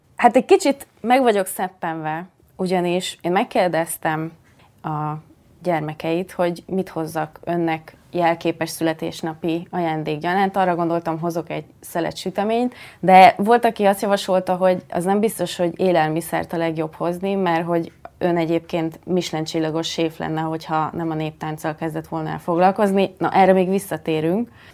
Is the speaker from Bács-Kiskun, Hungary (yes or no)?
yes; Szakmár, Bács-Kiskun, Hungary; én szakmárból származom